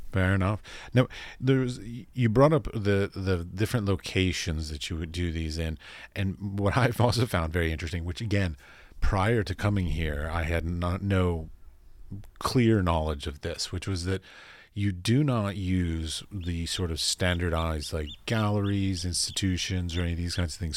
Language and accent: English; United States; as an American